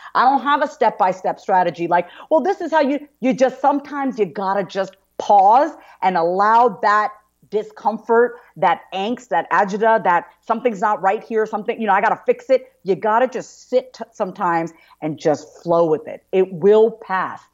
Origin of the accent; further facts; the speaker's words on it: Long Island, New York, United States; I grew up on Long Island, New York